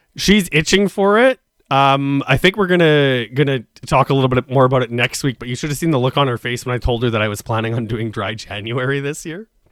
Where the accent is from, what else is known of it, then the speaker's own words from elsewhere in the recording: Saskatchewan, Canada; now in Toronto, Canada; I come from Saskatchewan